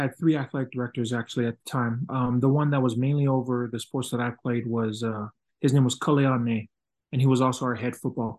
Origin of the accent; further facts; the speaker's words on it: Ewa Beach, Hawaii, United States; moved away as an adult; now in Utah, United States; born and raised in Ewa Beach, Hawaii, on the island of Oahu.